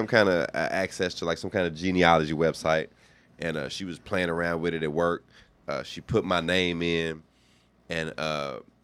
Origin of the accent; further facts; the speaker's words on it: Louisville, Kentucky, United States; moved away; I'm from Louisville.